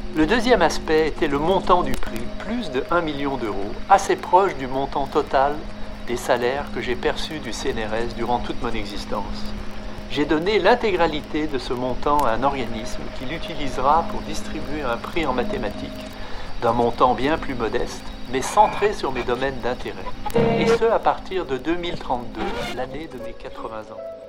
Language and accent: French; Lyon, Auvergne-Rhône-Alpes, France; J'ai grandi à Lyon et je suis venu à Paris pour la première fois à l'âge de 13 ans